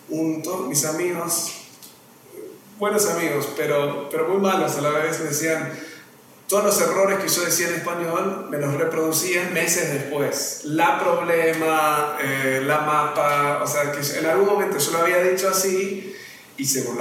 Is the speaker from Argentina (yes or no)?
yes; Argentina; now in Mexico; soy argentino, ahora sí, soy bien argentino en comparado acá. Voy a Uruguay, no sé nada, vengo a México, estoy aprendiendo de cero.